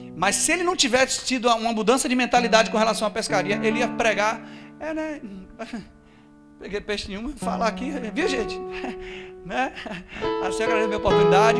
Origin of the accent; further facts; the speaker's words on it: Brazil; eu sou brasileiro